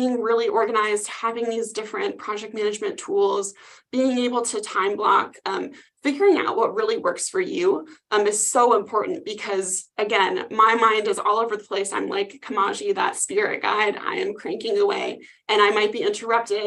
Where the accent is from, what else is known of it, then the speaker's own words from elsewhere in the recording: Midwest, United States; accent: Midwest; now in Phoenix, United States; I just got back from visiting the Midwest and I can really tell that my accent is coming back out.